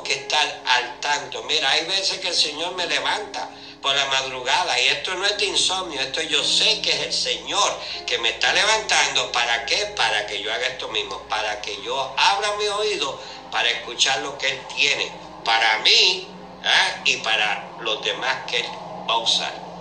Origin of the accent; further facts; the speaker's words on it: Puerto Rico; los puertorriqueños